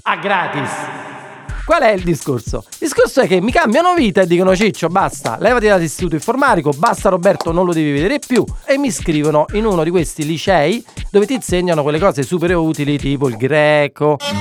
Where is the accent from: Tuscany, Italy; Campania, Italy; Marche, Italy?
Campania, Italy; Naples; Io da napoletano